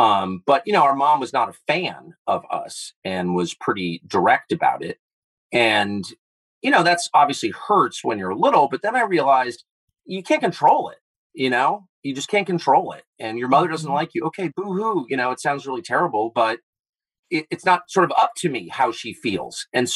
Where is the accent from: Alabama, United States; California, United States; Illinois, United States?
California, United States; Los Angeles; I grew up in Southern California at a time when people were doing really weird stuff.